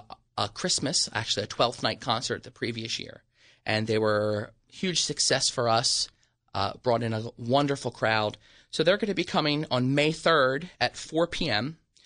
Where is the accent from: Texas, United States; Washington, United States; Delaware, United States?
Delaware, United States; Wilmington; Born and raised, Wilmington, Delaware.